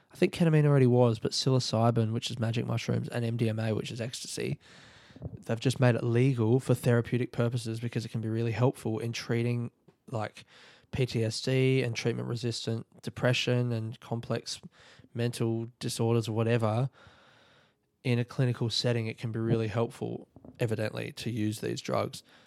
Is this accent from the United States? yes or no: no; South Australia, Australia; moved away; I'm in South Australia and it's, like, home.